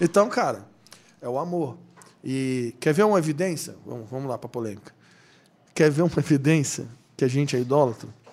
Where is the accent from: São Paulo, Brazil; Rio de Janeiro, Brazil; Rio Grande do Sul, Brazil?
Rio de Janeiro, Brazil; also born or lived in Bragança Paulista; A gente é do Rio, mora no Rio.